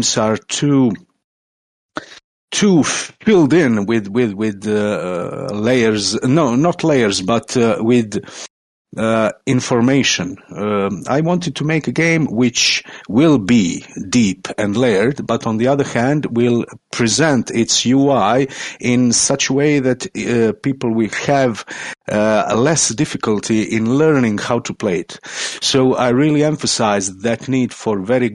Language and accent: English; Croatia; I'm from Croatia, that's in Europe